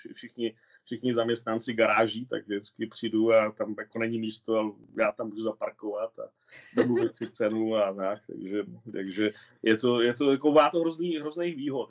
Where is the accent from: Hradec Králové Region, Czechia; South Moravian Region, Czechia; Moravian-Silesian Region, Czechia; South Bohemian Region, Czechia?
Hradec Králové Region, Czechia; Hradec Králové; moved away as an adult; also born or lived in Pardubice / Spain; now in Switzerland; nám Hradečákům se říká Mechováci nebo Otroci